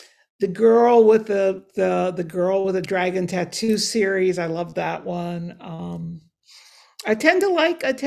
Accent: Cincinnati, Ohio, United States; moved away as an adult; also born or lived in New York / New England; I grew up in Cincinnati, Ohio

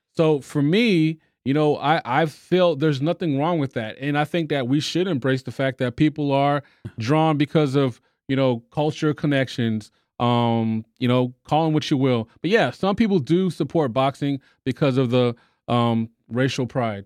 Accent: Texas, United States; I'm from Texas.

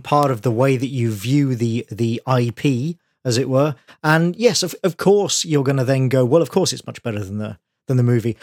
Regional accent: United Kingdom; as a Brit

